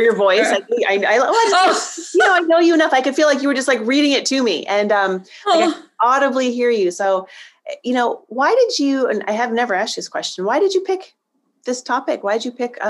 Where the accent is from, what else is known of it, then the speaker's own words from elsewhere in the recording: Northeast Ohio, United States; moved away; I grew up in a really small village in Northeast Ohio